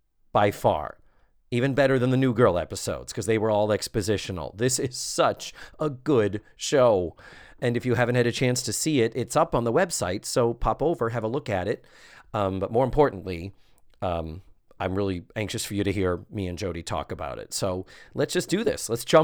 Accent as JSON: {"language": "English", "region": "New England", "country": "United States", "said": "We are both from New England. We talk about our northern roots all the time. You can't be with us without us breaking into our terrible childhood accents."}